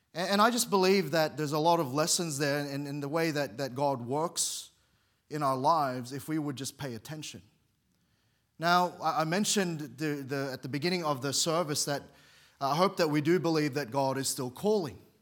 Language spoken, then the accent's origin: English; Sydney, New South Wales, Australia; moved away as an adult; now in Queensland, Australia; I grew up in Sydney. We moved there when I was very young, and that's home to me